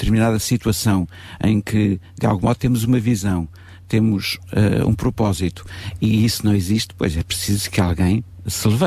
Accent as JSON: {"language": "Portuguese", "town": "Sintra", "region": "Lisbon", "country": "Portugal", "tie": "born there", "said": "Eh, eu nasci no Conselho de Sintra."}